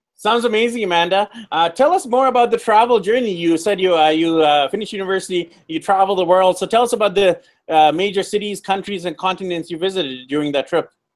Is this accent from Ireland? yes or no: no; Vancouver, British Columbia, Canada; moved away; I'm actually from Vancouver, B C, Canada.